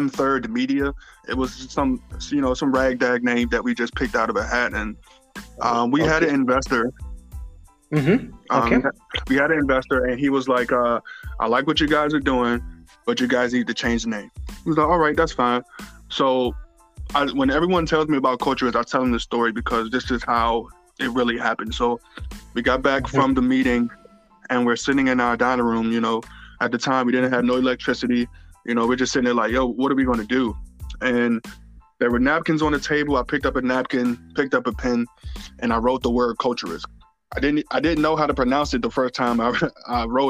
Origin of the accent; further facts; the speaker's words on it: Washington, District of Columbia, United States; also born or lived in North Carolina; now in Baltimore, United States; I'm originally from Washington, D.C.